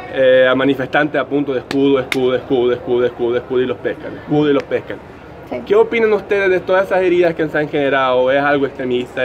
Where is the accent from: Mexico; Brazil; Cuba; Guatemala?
Brazil; now in Chile; yo no soy chileno, soy de Brasil